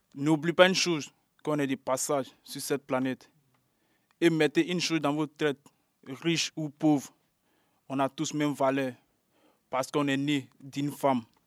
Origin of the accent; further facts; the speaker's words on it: Côte d’Ivoire; now in Paris, France; Je suis ivoirien.